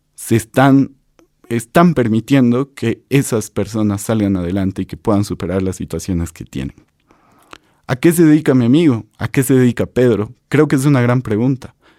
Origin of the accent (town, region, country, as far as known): Bolivia